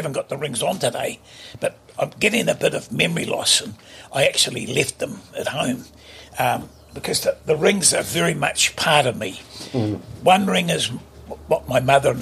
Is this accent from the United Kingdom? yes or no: no; Wellington, New Zealand; moved away; I was from Wellington.